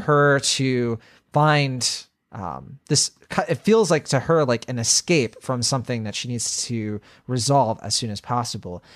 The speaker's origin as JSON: {"language": "English", "region": "Virginia", "country": "United States", "tie": "born or raised there", "said": "I grew up in Virginia"}